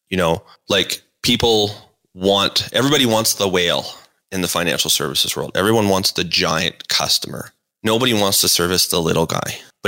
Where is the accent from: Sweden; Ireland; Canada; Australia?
Canada; Calgary, Alberta; So like most, you know, people that are born and raised in Calgary, my dad was in the oil and gas business